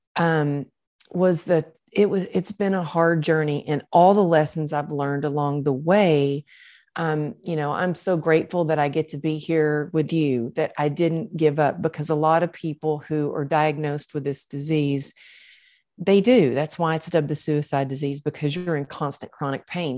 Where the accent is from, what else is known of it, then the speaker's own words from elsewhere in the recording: Texas, United States; growing up in Texas, I was taught, like, suck it up and get her done